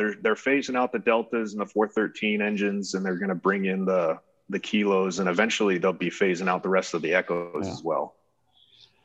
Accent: Shenandoah Valley, Virginia, United States; moved away as an adult; now in Utah, United States; I was from Virginia originally. Grew up in Virginia, up in the Shenandoah Valley

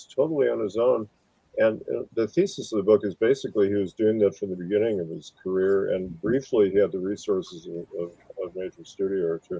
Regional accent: Wisconsin, United States; moved away as an adult; also born or lived in Hollywood; I came from Wisconsin

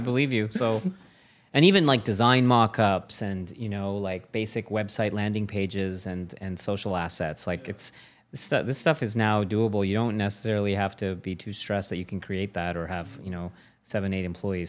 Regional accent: Canada; As a Canadian

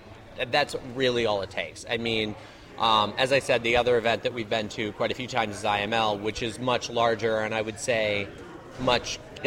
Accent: Bloomington, Indiana, United States; I'm from Bloomington, Indiana.

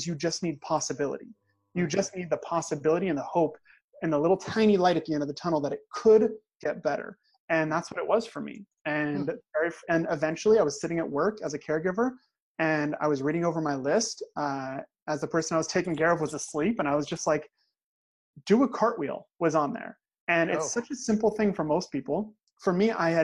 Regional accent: Crow, Oregon, United States; I'm actually from a town of 300 people in Oregon. Like, I'm not just from Oregon, like I'm from a tiny, tiny little town in the woods.

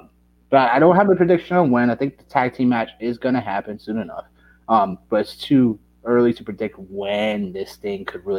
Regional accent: Connecticut, United States; I could drive to Stanford. I'm from Connecticut.

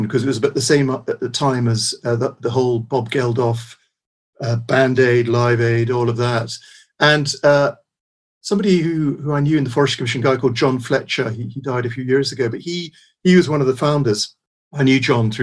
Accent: Peterborough, East of England, United Kingdom; moved away; also born or lived in Scotland; We lived in Peterborough. I grew up sort of in Peterborough, and then we moved to Scotland

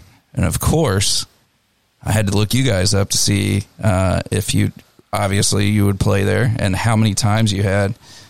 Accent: Indianapolis, Indiana, United States; moved away as an adult; now in St. Louis, United States; I'm from Indy, and I'm only, you know, about 3.5 hours away, and I was a 17, 18 year old kid.

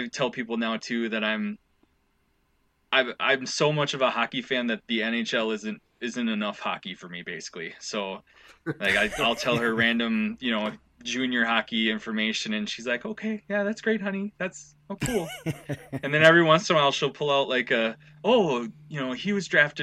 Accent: Owatonna, Minnesota, United States; also born or lived in Mankato, Minnesota; now in Stillwater, United States; I'm from, born and raised in Minnesota. I'm from Owatonna, which is south of the Twin Cities

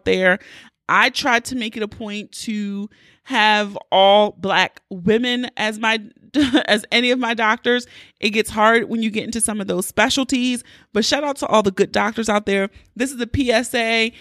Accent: Baltimore, Maryland, United States; accent: Baltimore; my Baltimore accent was really thick

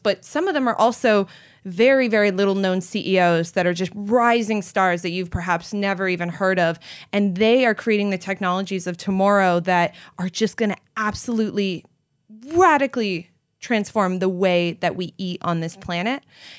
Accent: Canada; also born or lived in Florida; now in California, United States; I came from the Great White North of Canada. So we don't have exotic creatures in Canada. We have moose and beavers, and that's about it.

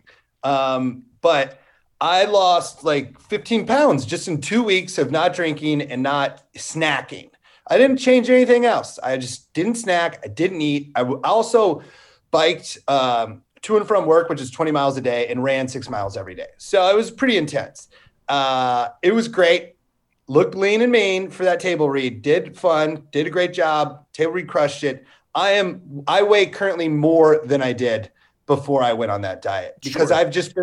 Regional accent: the Mississippi, Midwest, United States; I grew up on the Mississippi, and we were just on that fucker every day in the summer with somebody's dad's boat

